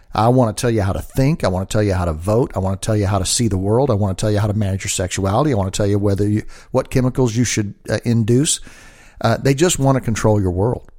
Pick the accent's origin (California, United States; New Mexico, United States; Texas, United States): Texas, United States; Dallas; I'm from Dallas, and we have a school in Dallas